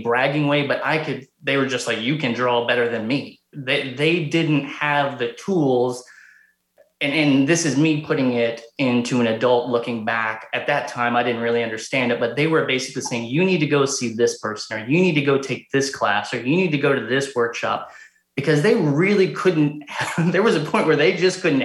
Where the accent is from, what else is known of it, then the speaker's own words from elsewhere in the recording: Cincinnati, Ohio, United States; born and raised in Cincinnati, Ohio